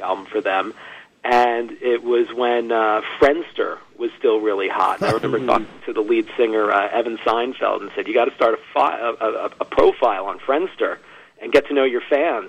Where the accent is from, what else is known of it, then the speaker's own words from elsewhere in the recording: Long Island, New York, United States; I grew up out, uh, out in Long Island